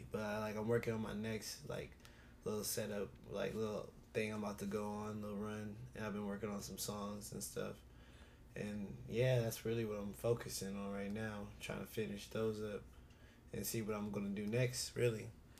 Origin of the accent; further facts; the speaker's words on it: Oceanside, California, United States; born there; also born or lived in Ohio / Georgia; I was born in Oceanside, California. And then I moved from Oceanside. See, I've been everywhere. I moved from Oceanside to Ohio. I lived in Ohio for like until I was like six.